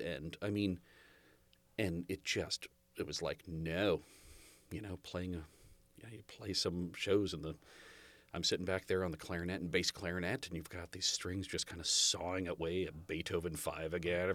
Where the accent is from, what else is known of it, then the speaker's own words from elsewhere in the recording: Half Moon Bay, California, United States; I was born in Half Moon Bay.